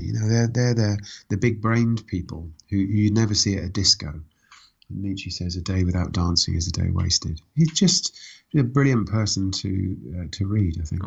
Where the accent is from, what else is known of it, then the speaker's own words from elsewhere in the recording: Reading, South East England, United Kingdom; also born or lived in Woking; I was born in Woking. I grew up in Reading